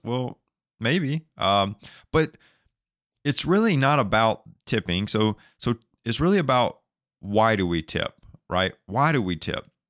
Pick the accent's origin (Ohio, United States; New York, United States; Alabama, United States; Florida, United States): Alabama, United States; I'm from Alabama